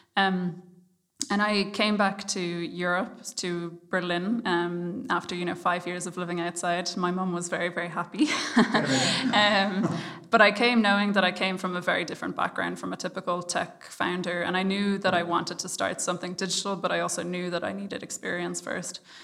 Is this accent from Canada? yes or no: no; Ireland; I'm Irish